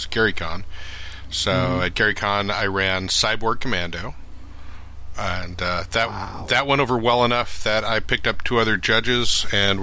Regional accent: Roselle, Illinois, United States; I grew up in Roselle, Illinois. It's a small town that most people have never heard

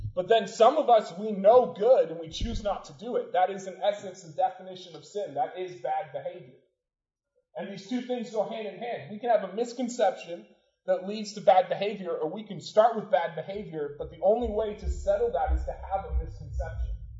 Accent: Portland, United States; The house I grew up in Portland is on on a hill

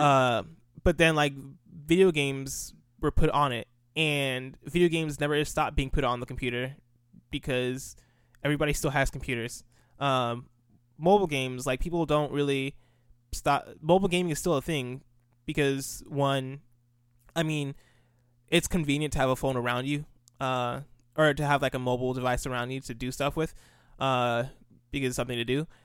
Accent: United States; also born or lived in Nigeria; I grew up in America, uh, lived in America from ages zero to ten. Uh, when I turned eleven, moved to Nigeria. Lived in, lived in Nigeria for two years and then moved back

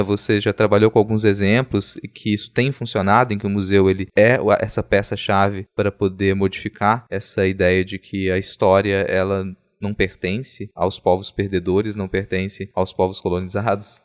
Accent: interior of Minas Gerais, Brazil; moved away as an adult; now in Vitória, Brazil; quando eu vim morar em Vitória, aqui no Espírito Santo. Eu vim do interior de Minas

